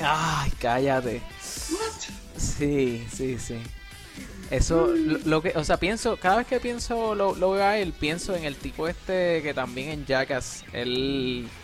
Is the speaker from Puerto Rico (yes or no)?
yes; Puerto Rico; moved away as an adult; also born or lived in Mayagüez, Puerto Rico / San Juan, Puerto Rico; now in United States; yo hasta que me fui de Puerto Rico